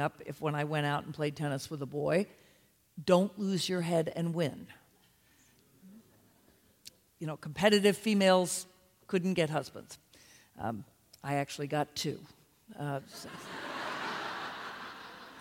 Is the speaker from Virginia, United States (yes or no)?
yes; Charlottesville, Virginia, United States; I grew up in Charlottesville, Virginia in the 60s and early 70s